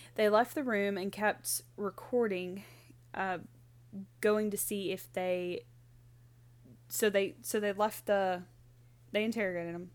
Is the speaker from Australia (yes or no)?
no; Mississippi, United States; we're not from Pascagoula, but from our home state